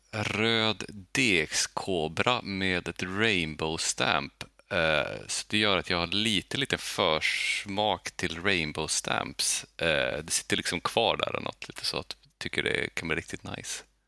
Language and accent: Swedish; Skellefteå, Västerbotten County, Sweden; now in Gothenburg, Sweden; jag är uppvuxen i Bergsbyn